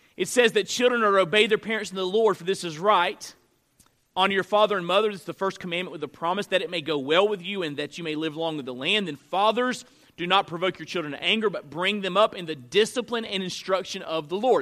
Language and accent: English; North Florida, United States; I grew up in North Florida.